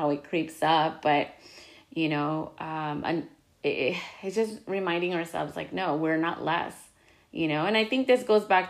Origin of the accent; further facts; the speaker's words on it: United States; I'm Mexican American.